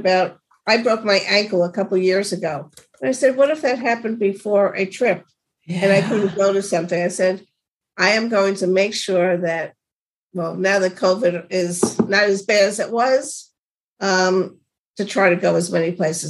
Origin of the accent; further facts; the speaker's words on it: New York, United States; being a New Yorker, it's mm-hmm. a different kind of person.